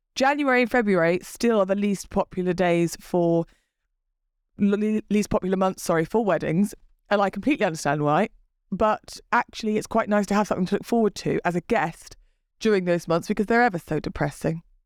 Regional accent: England, United Kingdom; we're English.

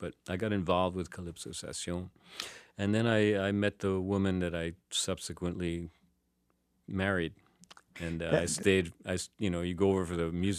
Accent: New York, United States; also born or lived in San Francisco Bay Area / Saint Lucia; now in France; I lived in the U.S. I lived 30 years in the San Francisco Bay Area, and I grew up in New York.

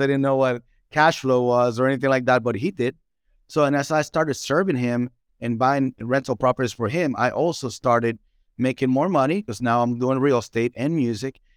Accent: Dominican Republic; English is a second language; now in Nashville, United States; I'm from the Dominican Republic, beautiful country

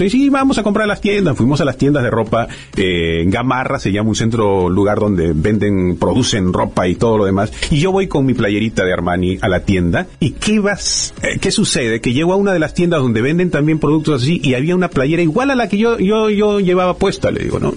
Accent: Peru; moved away; yo soy de Perú y cada cierto tiempo viajo a Perú

